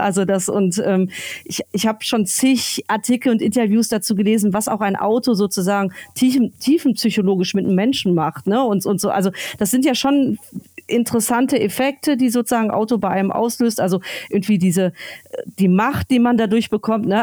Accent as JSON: {"language": "German", "region": "North Rhine-Westphalia", "country": "Germany", "tie": "born or raised there", "also_born_or_lived": "Berlin", "moved": "yes", "lives_now": "Friedrichshafen, Germany", "said": "ich bin groß geworden am Niederrhein ja. in Nordrhein-Westfalen."}